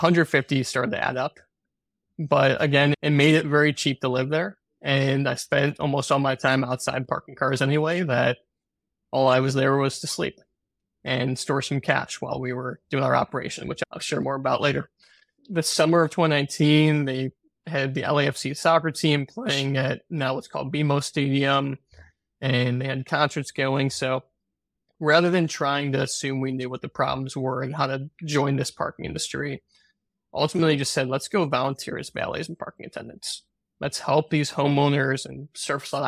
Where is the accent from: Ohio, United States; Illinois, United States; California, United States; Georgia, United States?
Illinois, United States; Chicago; I grew up in the North Shore of Chicago in a family business selling office supplies and school supplies